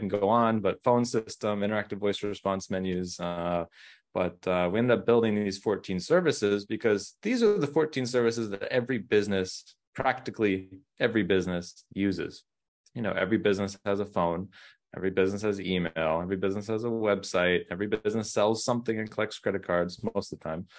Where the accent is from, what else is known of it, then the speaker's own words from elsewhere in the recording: Orange County, California, United States; moved away; I'm originally from Orange County, California